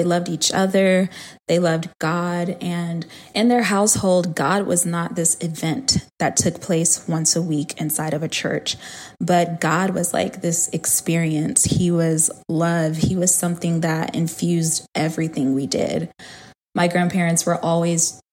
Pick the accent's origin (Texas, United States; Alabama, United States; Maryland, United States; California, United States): Alabama, United States; Huntsville; also born or lived in Atlanta, Georgia; So my grandparents lived in Alabama at the time. I was born in Huntsville, Alabama. And that's where they were, in the same city with my mom